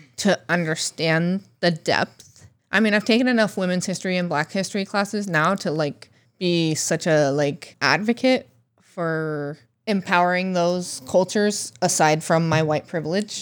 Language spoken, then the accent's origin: English; Alaska, United States; moved away; my youth growing up in Alaska